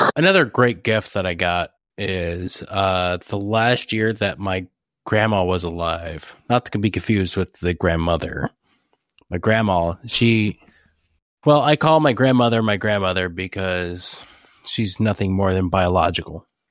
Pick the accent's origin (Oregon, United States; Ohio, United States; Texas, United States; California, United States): Ohio, United States; I'm from Ohio. I used to call it pop.